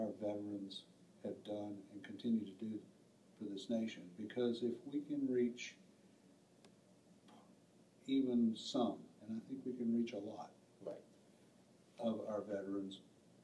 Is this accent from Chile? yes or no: no; Mississippi, United States; I'm from Mississippi, and I'm a rural veteran